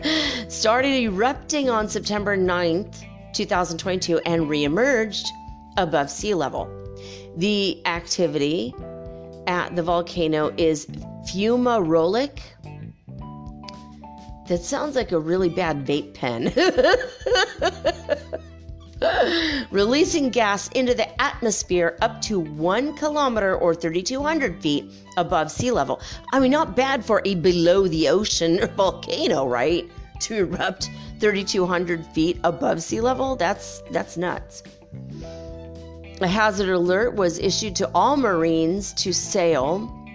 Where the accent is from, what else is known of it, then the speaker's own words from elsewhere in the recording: California, United States; now in Ecuador; we don't have basements in California. You know, I grew up there. I'm not there now. I'm in Ecuador